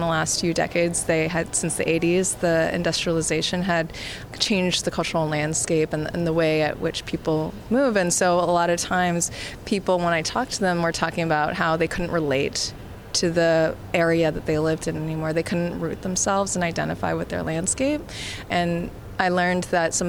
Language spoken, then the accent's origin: English; California, United States; moved away; also born or lived in New York / Berlin; I am American and Canadian. I was born in California